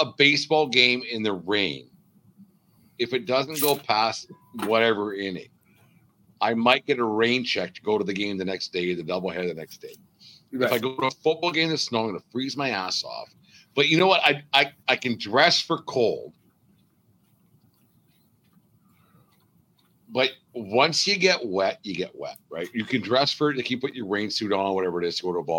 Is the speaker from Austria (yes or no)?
no; Canada; I'm Canadian through and through